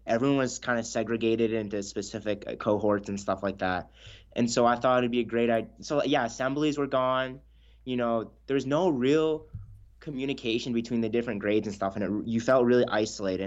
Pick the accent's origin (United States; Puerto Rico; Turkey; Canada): Canada; Houston, British Columbia; we grew up in a really small town in northern B C